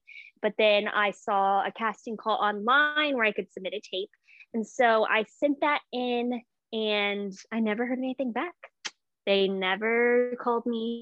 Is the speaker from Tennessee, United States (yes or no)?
yes; Memphis, Tennessee, United States; moved away as an adult; also born or lived in Birmingham, Alabama; I grew up in Memphis, Tennessee